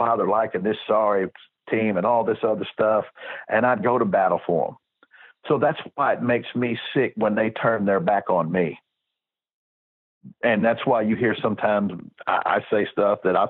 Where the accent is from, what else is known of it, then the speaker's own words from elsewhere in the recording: Texas, United States; it's my home state that I've always liked. And it would be Texas